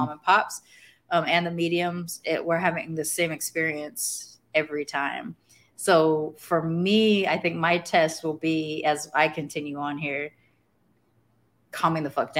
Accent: California, United States; also born or lived in Texas; now in Mérida, Mexico; I'm from California

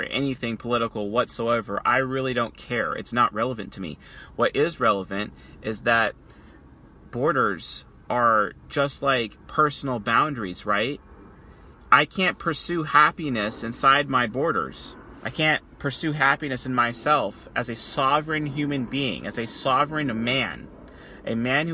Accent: United States; I'm an American.

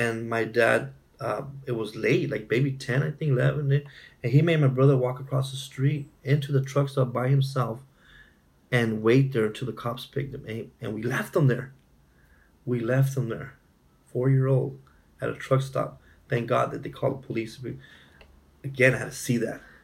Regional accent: Imperial County, California, United States; born and raised in California, mm-hmm. uh, in a small town called Imperial County

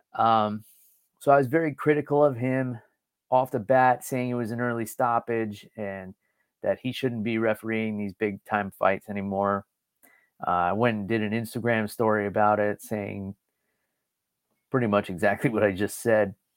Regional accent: New York, United States; I grew up in New York

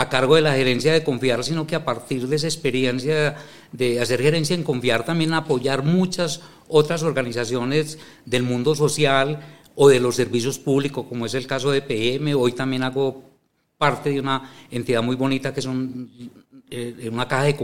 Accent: Medellín, Antioquia, Colombia; yo soy de Medellín.

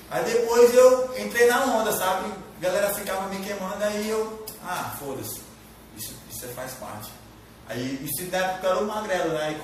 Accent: Marabá, Pará, Brazil; Nasci e me criei na Velha. Eu morei na Velha até. É, eu, morei, eu morei ali perto da, da Caixa Econômica hoje.

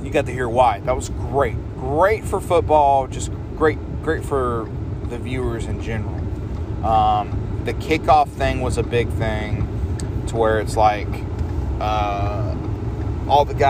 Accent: North Carolina, United States; we're from North Carolina

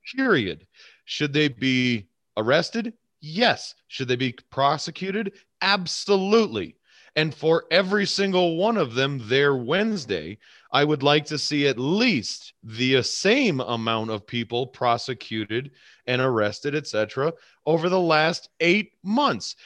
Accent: United States

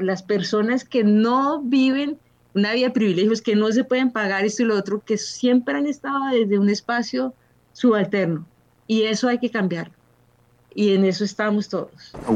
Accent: Colombia; moved away as an adult; also born or lived in Cairo, Egypt / Barcelona, Spain; now in Linz, Austria; Hace 25 años salí de Colombia

